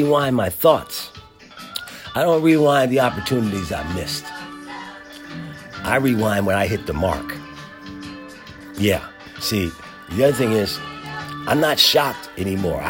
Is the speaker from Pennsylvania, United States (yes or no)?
yes; Philadelphia, Pennsylvania, United States; growing up in Philadelphia